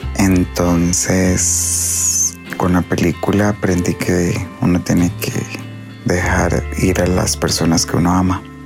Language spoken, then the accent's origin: Spanish; Hojancha, Guanacaste, Costa Rica; nosotros somos de Ojanche